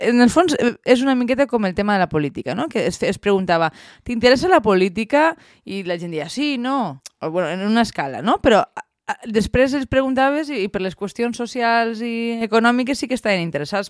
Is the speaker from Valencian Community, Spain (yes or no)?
yes; Valencian Community, Spain; com a bons valencians